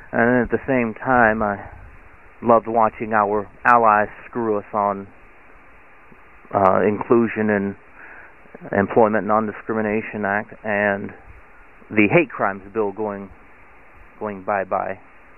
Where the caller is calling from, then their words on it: Akron, Ohio, United States; I'm calling again from Akron, Ohio.